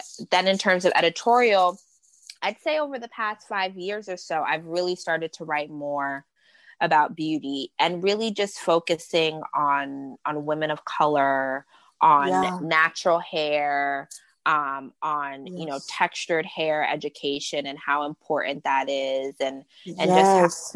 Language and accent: English; New York City, New York, United States; I grew up in Queens, New York